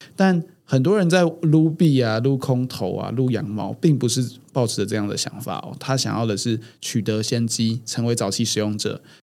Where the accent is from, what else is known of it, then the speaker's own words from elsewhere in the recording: Taiwan; 我们台湾人是比较没有工会精神的